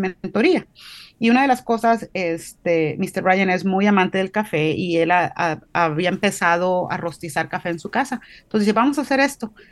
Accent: Río Bravo, Tamaulipas, Mexico; moved away as an adult; now in Nashville, United States; Soy orgullosamente mexicana, este, tamaulipeca, de ahí de cerquitas del valle

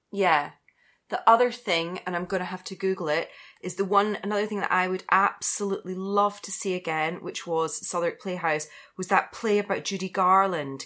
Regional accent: Scotland, United Kingdom; I'm Scottish.

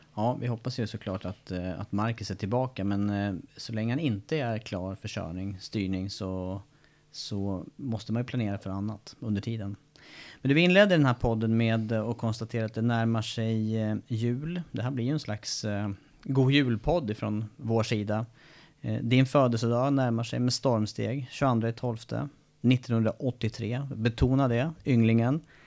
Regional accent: Eskilstuna, Södermanland, Sweden; där jag kommer från Eskilstuna

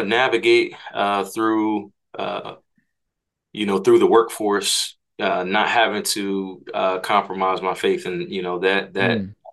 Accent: Hyattsville, Maryland, United States; also born or lived in Takoma Park, Maryland / Frederick, Maryland; I'm from the DMV area, grew up in Hyattsville, Maryland

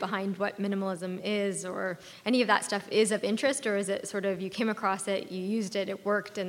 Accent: Ottawa, Ontario, Canada; I'm from Ottawa.

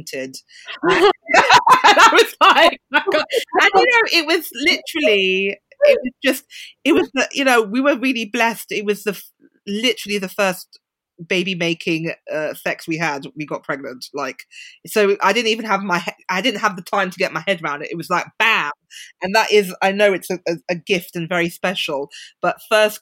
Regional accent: London, United Kingdom; moved away; I grew up in central London.

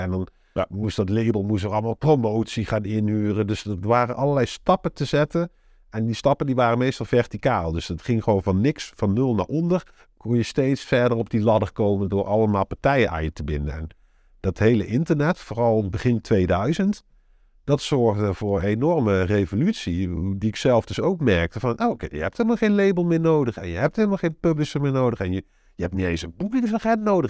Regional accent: North Brabant, Netherlands; moved away as an adult; also born or lived in Enschede / Limburg; now in Sittard-Geleen, Netherlands; Ik kom oorspronkelijk uit Brabant

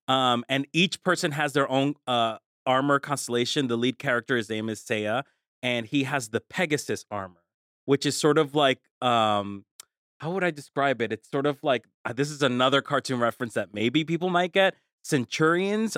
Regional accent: Colombia; moved away; I'm from Colombia

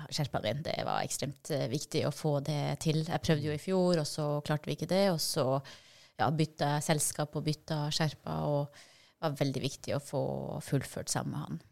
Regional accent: Vadsø, Finnmark, Norway; jeg er jo fra Vadsø, og der er det helt flatt

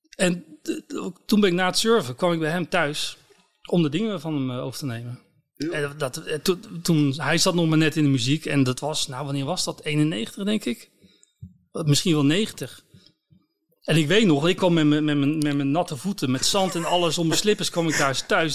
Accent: Scharendijke, Zeeland, Netherlands; ik kom uit Zeeland

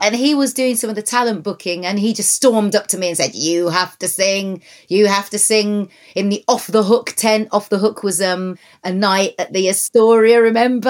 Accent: Wolverhampton, West Midlands, United Kingdom; moved away; being born and raised in Wolverhampton

